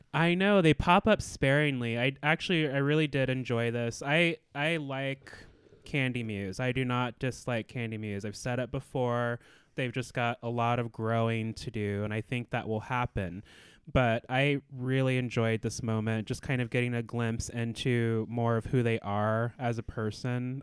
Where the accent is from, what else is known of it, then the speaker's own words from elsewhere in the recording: Anchorage, Alaska, United States; I was born and raised in Anchorage, Alaska